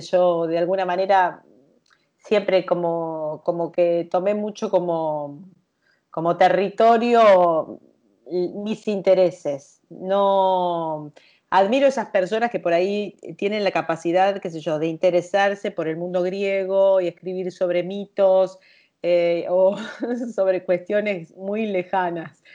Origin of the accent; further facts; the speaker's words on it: Luján, Buenos Aires Province, Argentina; moved away as an adult; now in Buenos Aires, Argentina; soy lujanense, soy de la provincia de Buenos Aires y hace un poco más de 20 años que ya me asenté en la ciudad de Buenos Aires